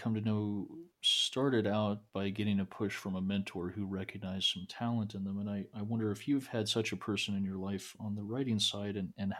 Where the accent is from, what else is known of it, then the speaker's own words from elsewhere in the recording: New Mexico, United States; I grew up in New Mexico, and I read a lot of Tony Hillerman